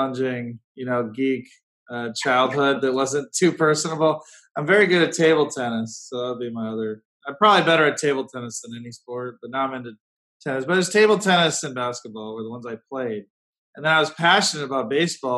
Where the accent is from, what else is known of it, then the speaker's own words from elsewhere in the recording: Cleveland, Ohio, United States; I grew up in Cleveland